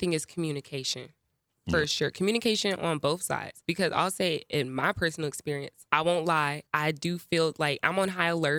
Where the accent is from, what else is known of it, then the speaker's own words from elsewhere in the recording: Atlanta, Georgia, United States; Like I'm from Cobb County.